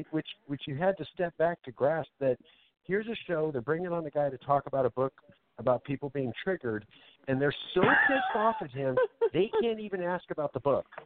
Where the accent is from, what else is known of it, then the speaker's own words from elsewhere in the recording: Central Valley, California, United States; I'm half Mexican and half Okie, and I grew up in the Central Valley.